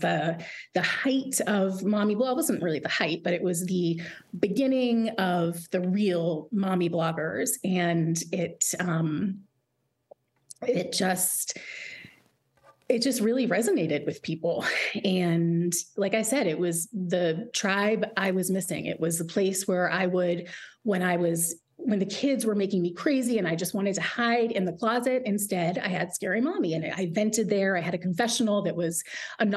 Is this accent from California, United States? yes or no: no; Swampscott, Massachusetts, United States; moved away; I'm from Swampscott